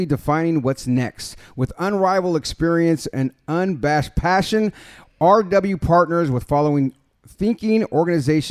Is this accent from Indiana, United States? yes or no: no; the Bay Area, California, United States; I'm born in the Bay